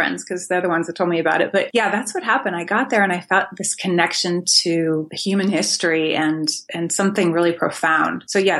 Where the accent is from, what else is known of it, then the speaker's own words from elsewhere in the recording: Los Angeles, California, United States; I grew up in Los Angeles